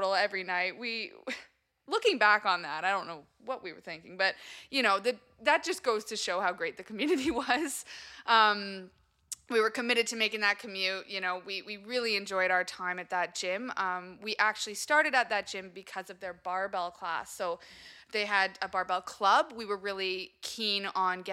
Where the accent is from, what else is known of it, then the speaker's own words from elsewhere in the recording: Kingston, Ontario, Canada; also born or lived in Montreal; we're originally from Kingston. We went to high school here, and that's where we